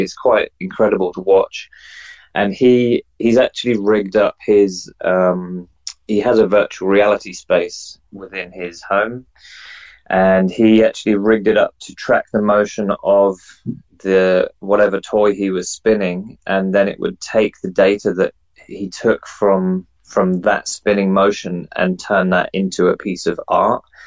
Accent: England, United Kingdom; now in New Zealand; I'm an English guy or a Pommy, as they like to call me, um, living in New Zealand.

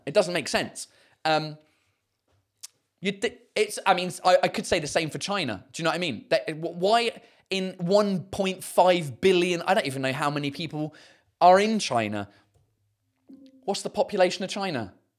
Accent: United Kingdom; accent: southern; first language English; now in Paris, France; I have the added value of being British.

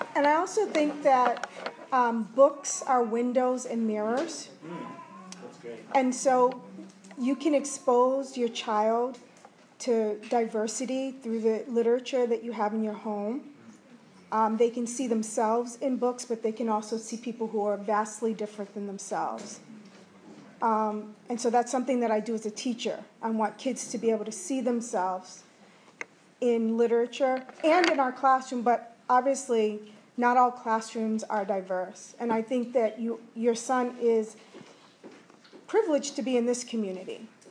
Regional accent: Philadelphia, Pennsylvania, United States; now in Maine, United States; I grew up in Philadelphia

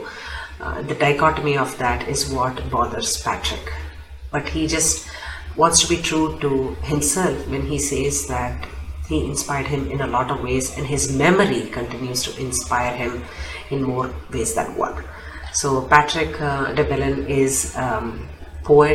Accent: India; I am Indian

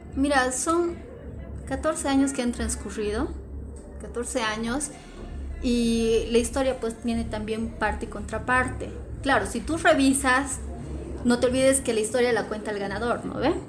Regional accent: Bolivia; como bolivianos

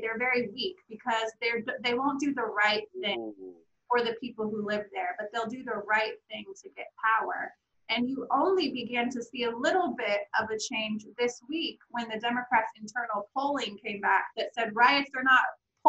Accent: Oregon, United States; I'm from Oregon, so I'm like, this is serious to me. This is a major city in my state that I grew up in.

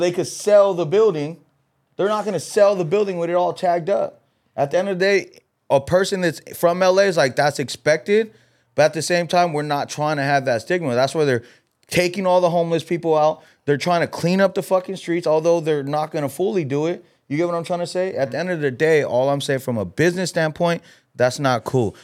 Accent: Los Angeles, California, United States; I'm from L A. I grew up in L A.

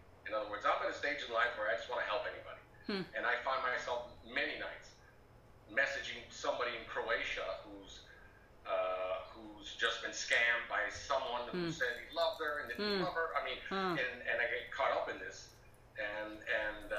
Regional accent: Italy; moved away as an adult; also born or lived in Europe / Mexico; now in United States; I was born in Italy, 1969. I'm 50 years old. I grew up the majority of my life in Europe, and then I came to the States for college

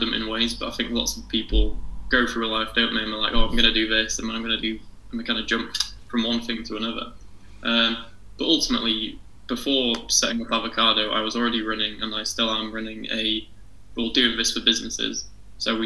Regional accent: Harrogate, Yorkshire and the Humber, United Kingdom; I'm from Harrogate

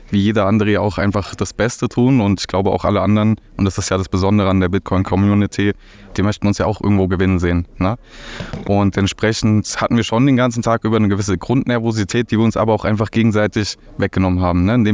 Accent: Hesse, Germany; Ansonsten ähm, ja, komme ich aus der Nähe von Fulda und ja, Fulda Meetup, das wäre so mein Bereich.

